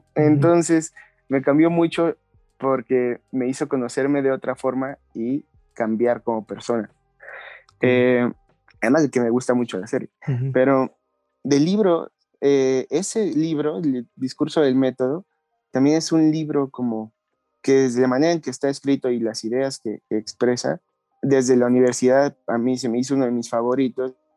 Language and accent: Spanish; Mexico; now in Mexico City, Mexico; yo no soy de aquí de la Ciudad de México, yo soy de un lugar entre Hidalgo y la Ciudad de México